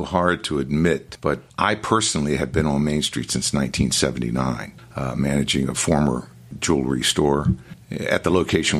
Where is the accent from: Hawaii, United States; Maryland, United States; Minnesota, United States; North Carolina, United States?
Maryland, United States; Annapolis; I'm born and raised in Annapolis.